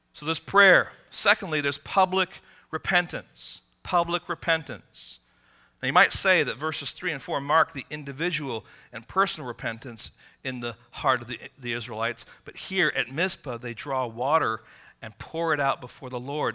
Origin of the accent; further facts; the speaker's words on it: Midwest, United States; moved away as an adult; also born or lived in Michigan; now in California, United States; I grew up in the Midwest